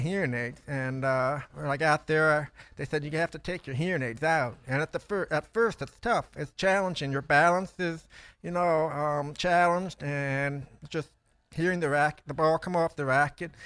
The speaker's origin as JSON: {"language": "English", "town": "Toledo", "region": "Ohio", "country": "United States", "tie": "born or raised there", "said": "I grew up in Toledo, Ohio"}